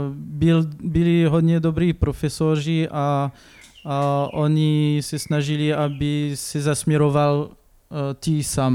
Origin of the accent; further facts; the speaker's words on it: Clermont-Ferrand, Auvergne-Rhône-Alpes, France; Czech is a second language; moved away as an adult; also born or lived in Lyon / Paris; now in Šternberk, Czech Republic; pocházím z Francii, uh, to je, pocházím z město, z město, který se jmenuje Clermont-Ferrand